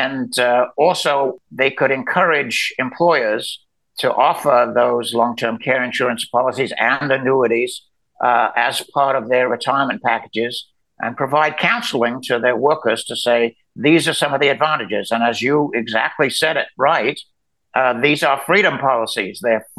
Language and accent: English; Birmingham, West Midlands, United Kingdom; now in United States; Well, I grew up in England, and I've been here now since 1968. So I've lost my accent. And when I go back to England, people think I'm an American